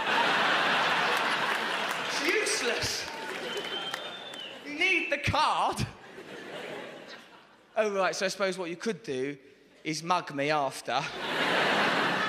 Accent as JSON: {"language": "English", "region": "England", "country": "United Kingdom", "said": "I'm English."}